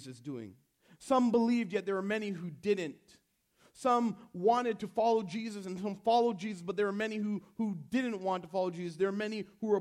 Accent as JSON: {"language": "English", "country": "Canada", "tie": "born or raised there", "said": "I was born in Canada"}